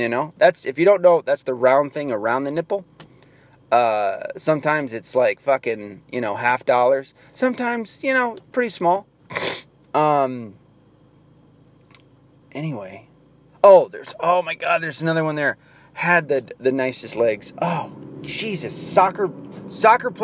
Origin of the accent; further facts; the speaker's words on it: the South, United States; I'm from the South